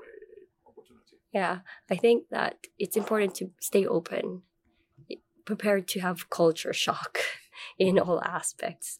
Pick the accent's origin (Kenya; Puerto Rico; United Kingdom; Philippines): Philippines; Manila, Metro Manila; moved away as an adult; also born or lived in Malaysia / United States; now in Finland; I was born and raised in Manila, Philippines